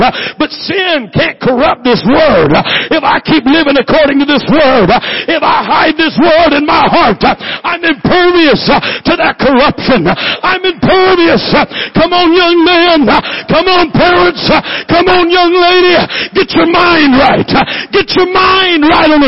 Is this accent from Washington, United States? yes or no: yes; Washington, United States; moved away; That's why I'm a Yankee. Born and raised in Washington